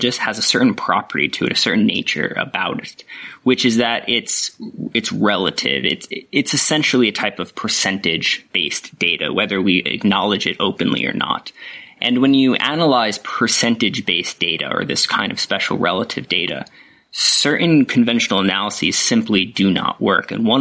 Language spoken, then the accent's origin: English; upstate New York, United States; moved away as an adult; now in Australia; My background is I grew up in New York, not the city part for the international audience, but way upstate, more closer to the Canadian border